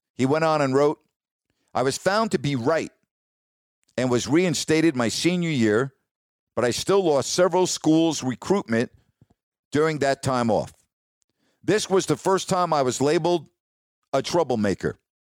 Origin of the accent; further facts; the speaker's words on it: New York, United States; moved away; also born or lived in California; I grew up in New York